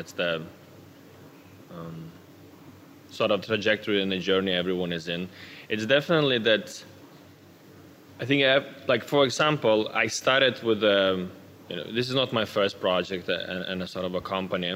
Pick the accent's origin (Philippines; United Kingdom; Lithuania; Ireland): Lithuania; now in Denmark; I'm actually originally from Lithuania. I've been living in Denmark for more than 10 years now